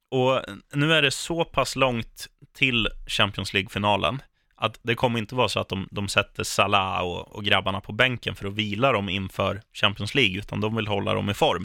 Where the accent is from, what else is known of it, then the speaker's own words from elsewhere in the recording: Sweden; som svensk